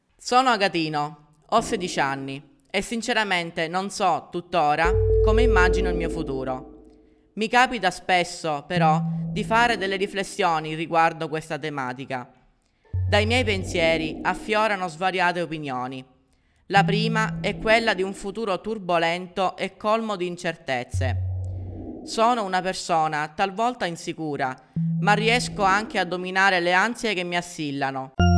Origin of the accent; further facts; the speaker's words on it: Roccalumera, Sicily, Italy; del mio paese, Roccalumera